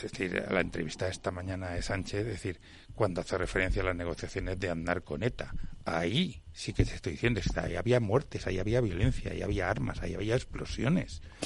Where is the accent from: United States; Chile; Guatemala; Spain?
Spain; soy español